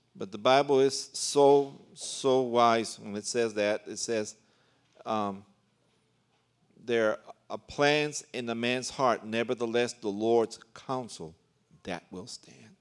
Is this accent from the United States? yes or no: yes; New York City, New York, United States; also born or lived in Puerto Rico (ancestry); now in Central America; I was born in New York City, and my parents are Puerto Rican, but I've been in Central America ever since nineteen seventy-five